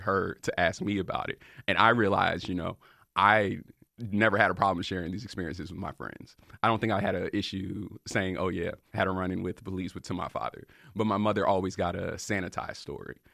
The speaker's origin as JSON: {"language": "English", "town": "Raleigh", "region": "North Carolina", "country": "United States", "said": "I'm from Raleigh, North Carolina."}